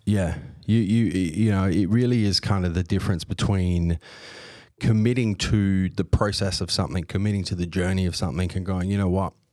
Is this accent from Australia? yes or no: yes; Australia; I was born here, I was raised here, but on both sides of my family, I've got European descent.